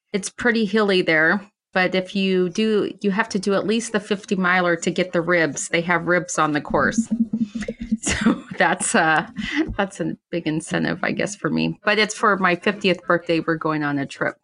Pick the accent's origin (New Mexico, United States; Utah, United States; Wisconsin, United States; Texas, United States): New Mexico, United States; Silver City; my hometown of Silver City, New Mexico